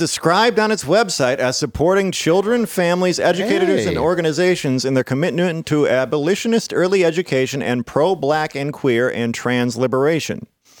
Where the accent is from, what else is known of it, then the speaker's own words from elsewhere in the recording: Dearborn, Michigan, United States; I grew up in Dearborn too